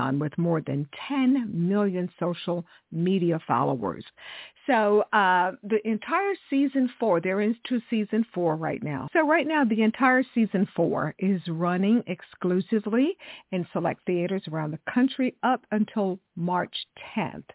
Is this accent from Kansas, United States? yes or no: no; Texas, United States; I grew up in Texas